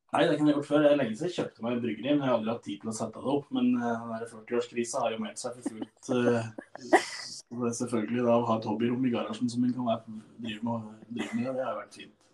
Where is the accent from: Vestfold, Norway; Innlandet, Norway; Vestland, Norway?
Innlandet, Norway; Stange; Jeg er jo da ifra Stange